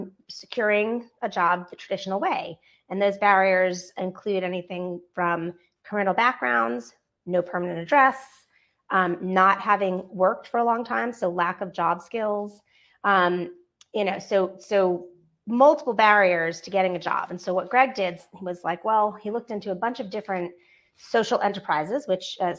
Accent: Northeast, United States; now in Atlanta, United States; I'm from the Northeast, and Dunkin' is our best friend. Dunkin' Donuts. There, where I grew up, there was 5 within 1 mile of my house.

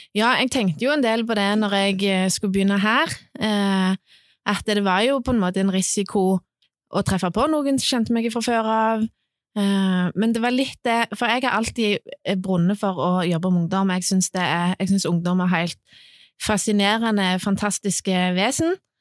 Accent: Sandnes, Rogaland, Norway; now in Klepp, Norway; Jeg er egentlig fra Sandnes, men jeg bor på Klepp

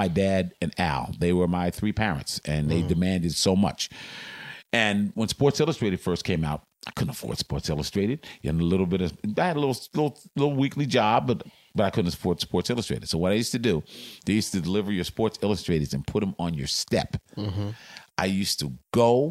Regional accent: Philadelphia, Pennsylvania, United States; moved away as an adult; also born or lived in Boston; I'm from Philly

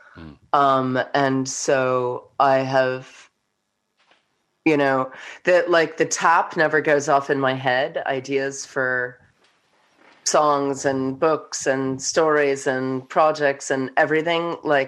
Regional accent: New York, United States; moved away as an adult; now in Hawke's Bay, New Zealand; I'm from New York.

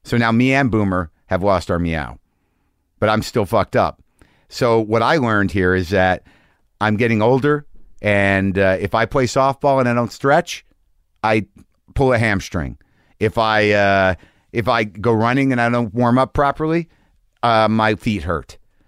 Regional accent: Albuquerque, New Mexico, United States; You know, I grew up in Albuquerque.

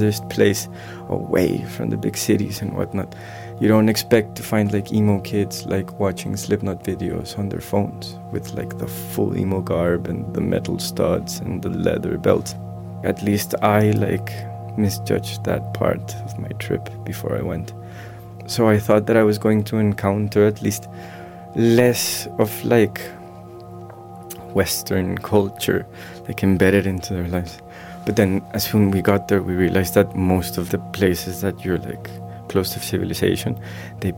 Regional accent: Colombia; moved away; growing up in Colombia

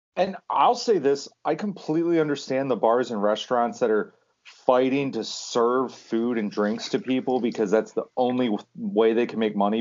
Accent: Pennsylvania, United States; we're all from Pennsylvania

